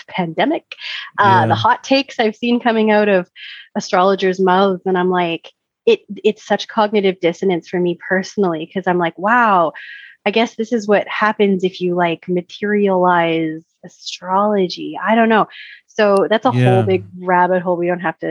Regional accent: Canada; I'm Canadian

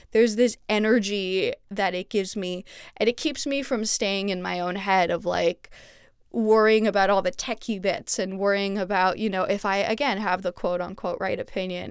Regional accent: Montreal, Quebec, Canada; moved away as an adult; now in Los Angeles, United States; my hometown of Montreal

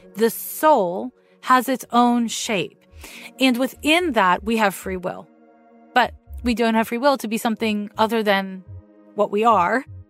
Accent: Montreal, Quebec, Canada; now in San Francisco, United States; I was raised in Montreal.

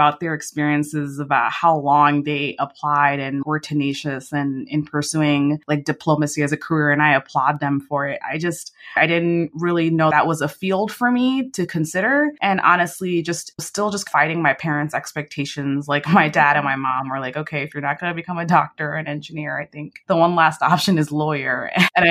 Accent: New York City, New York, United States; also born or lived in London; I was born and raised in New York. I grew up in Queens, New York City for the first 12 years of my life before we moved upstate to upstate New York

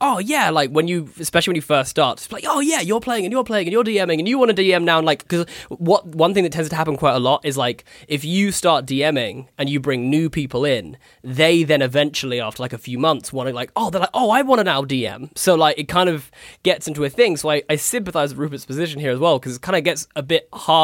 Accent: Horsham, South East England, United Kingdom; moved away; also born or lived in Brighton / Manchester; I'm from Horsham.

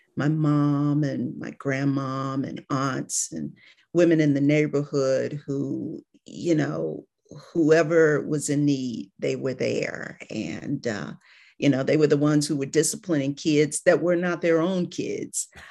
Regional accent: Cleveland, Ohio, United States; moved away as an adult; now in Atlanta, United States; I'm from Cleveland, Ohio

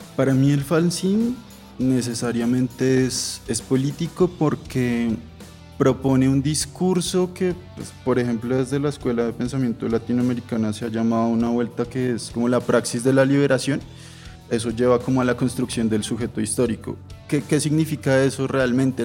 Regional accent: Bogotá, Colombia; Yo soy de Suba, que eso pues es re en la nada

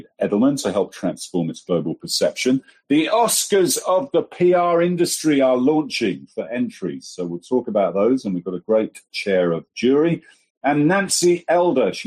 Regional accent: Folkestone, South East England, United Kingdom; moved away; 10 miles from where I was brought up in Folkestone

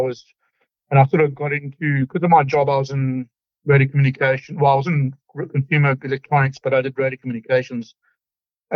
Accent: Zimbabwe; moved away as an adult; also born or lived in United Kingdom; now in Victoria, Australia; I actually grew up in Zimbabwe, which was formerly Rhodesia for the people over 50

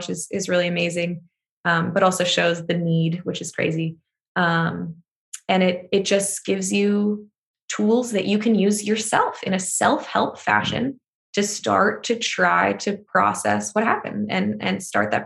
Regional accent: United States; an American

